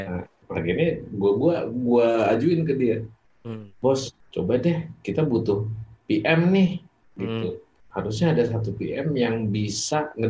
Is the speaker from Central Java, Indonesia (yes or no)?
no; Pamulang, Banten, Indonesia; gue orang Pamulang gue masuk